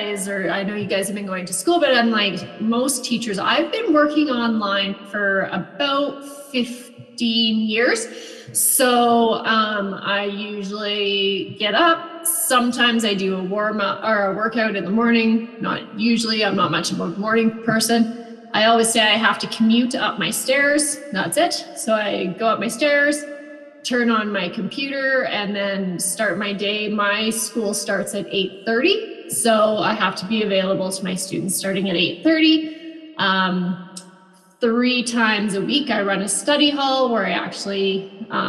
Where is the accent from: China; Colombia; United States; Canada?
Canada; Vermilion, Alberta; also born or lived in Two Hills, Alberta / Edmonton, Alberta / Lloydminster; I grew up mostly around Vermilion